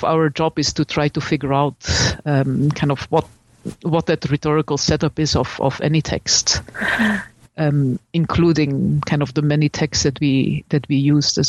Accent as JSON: {"language": "English", "country": "Belgium", "moved": "yes", "said": "I'm from Belgium, and I studied at the University of Leuven"}